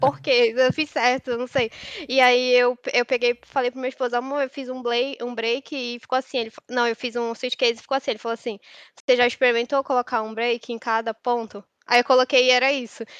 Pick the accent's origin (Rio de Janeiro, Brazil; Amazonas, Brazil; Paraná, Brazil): Amazonas, Brazil; Manaus; moved away as an adult; now in São Paulo, Brazil; eu me mudei para São Paulo. Me mudei para São, eu sou de Manaus